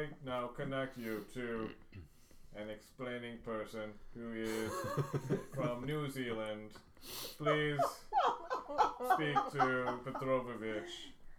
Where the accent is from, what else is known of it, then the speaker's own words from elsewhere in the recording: Moldova; I'm not from Russia. I'm from Moldova. The splinter state of Romania.